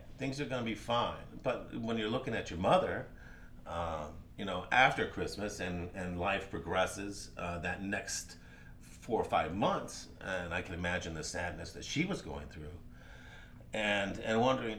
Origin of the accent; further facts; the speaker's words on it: Birmingham, Alabama, United States; born there; also born or lived in Georgia; And then I was born in Birmingham, Alabama, spent 5 years there. And then my father was transferred to Georgia, where we spent 2 years there.